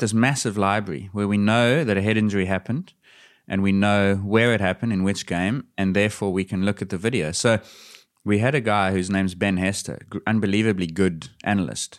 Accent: South Africa; As a South African

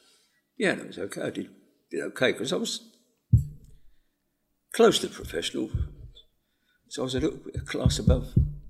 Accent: London, United Kingdom; moved away as an adult; now in Spain; I come from Canning Town, East London.

